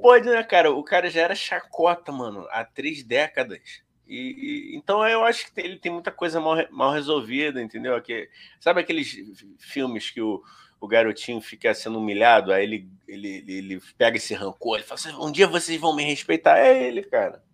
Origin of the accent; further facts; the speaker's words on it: Rio de Janeiro, Brazil; A gente é do Rio de Janeiro